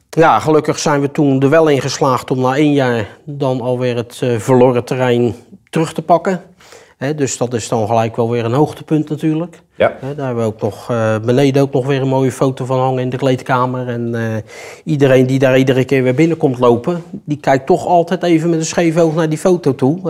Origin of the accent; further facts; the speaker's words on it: Rotterdam, South Holland, Netherlands; moved away as an adult; now in Heerjansdam, Netherlands; Ik kom ook uit Rotterdam